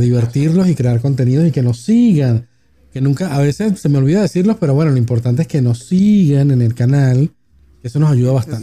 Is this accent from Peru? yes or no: no; Venezuela; now in Argentina; nosotros como venezolanos estábamos acostumbrados a prácticamente ni usar el efectivo